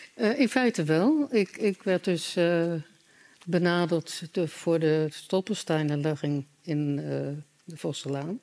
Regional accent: Utrecht, Netherlands; Ik ben in Utrecht opgegroeid.

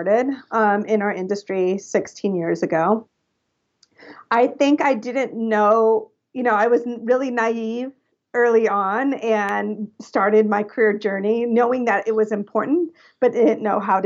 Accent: California, United States; now in Los Angeles, United States; So I'm Californian, all California born and raised. So I was born at Cedar Sinai here in Los Angeles. And then I moved to Northern California when I was 11 years old.

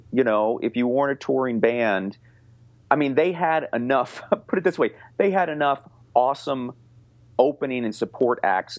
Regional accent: Baltimore, Maryland, United States; I am from Baltimore.

